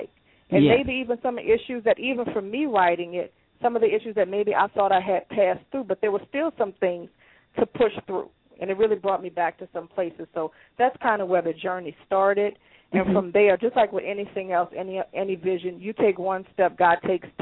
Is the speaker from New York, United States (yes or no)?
no; New Orleans, Louisiana, United States; also born or lived in Chicago / Atlanta; I am born and raised in New Orleans. That's where I currently reside